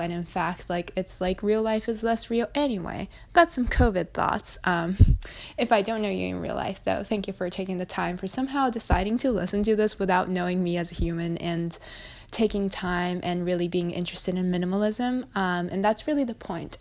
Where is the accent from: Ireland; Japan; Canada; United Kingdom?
Japan; I'm from Japan as well